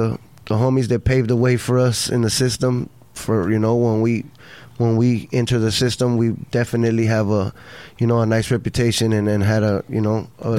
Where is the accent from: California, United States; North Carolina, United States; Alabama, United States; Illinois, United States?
California, United States; Los Angeles; I'm from South Central LA, Florence District.